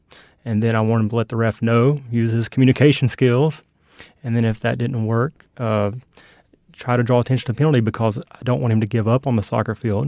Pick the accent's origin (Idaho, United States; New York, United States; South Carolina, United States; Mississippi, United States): South Carolina, United States; North Myrtle Beach; also born or lived in Kingsport, Tennessee; Yes, I grew up in North Myrtle Beach, South Carolina, in Kingsport, Tennessee.